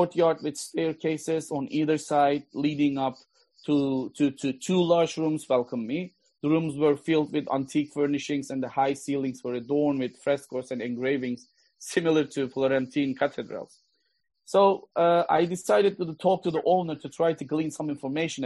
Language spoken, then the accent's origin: English; Gaziantep, Turkey; moved away as an adult; also born or lived in Ankara; I was born and raised in Aintab and had not left the city until college